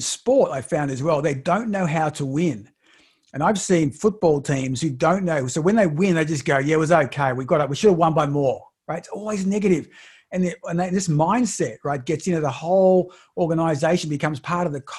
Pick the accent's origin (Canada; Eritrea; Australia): Australia; I'm from Australia.